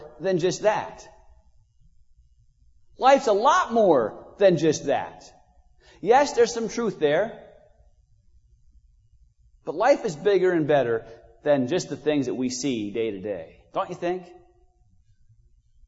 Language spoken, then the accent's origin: English; United States; I'm from Munster County